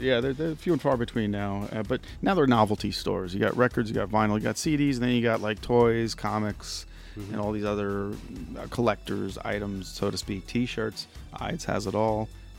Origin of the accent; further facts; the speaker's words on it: New York, United States; accent: New Jersey; Because I'm a transplant from New York, and I've lost my accent. But when I go home and come back, it comes back. And usually when I'm angry, I get more New Jersey.